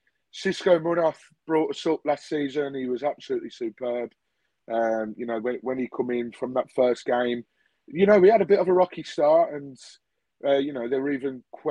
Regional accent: Birmingham, West Midlands, United Kingdom; Originally, as you can tell from my accent, I am from Birmingham.

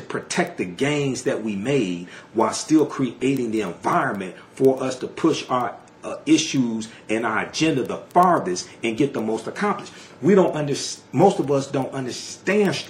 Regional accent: Detroit, Michigan, United States; I'm from Detroit

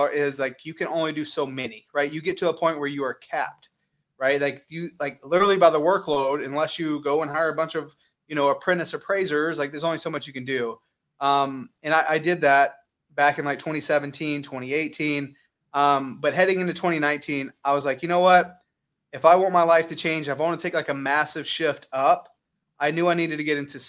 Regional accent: Lexington, South Carolina, United States; moved away as an adult; now in Arizona, United States; I'm from outside of Columbia. I'm from Lexington.

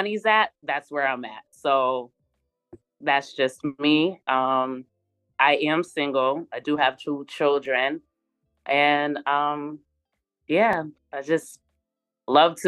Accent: Boston, Massachusetts, United States; moved away; I'm from Boston, Massachusetts, born and raised

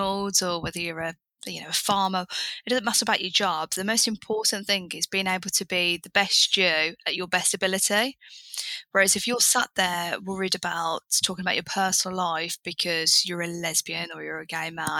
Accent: Birmingham, West Midlands, United Kingdom; moved away as an adult; I'm from Birmingham, which you can imagine is a really nice urban place to be.

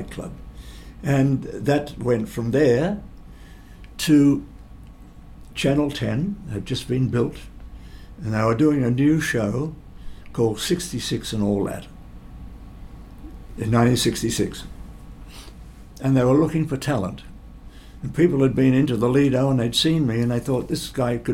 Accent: Geelong, Victoria, Australia; also born or lived in United States; I'm only from Geelong

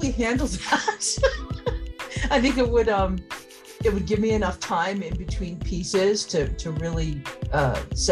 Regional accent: Mamaroneck, New York, United States; where I grew up in the Mamaroneck, New York

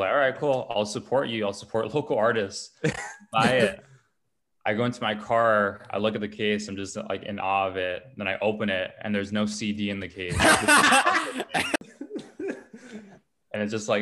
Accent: Los Angeles, California, United States; I grew up in Glassell Park, which is like Northeast Los Angeles area

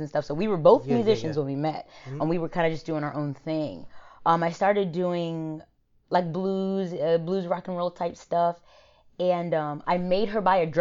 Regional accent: Smyrna, Delaware, United States; also born or lived in Dover, Delaware; I come from Smyrna, which is a very small town. Then I moved to Dover

